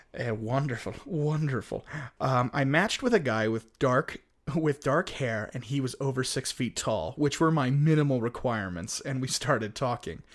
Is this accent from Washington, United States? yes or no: no; Utah, United States; here in my hometown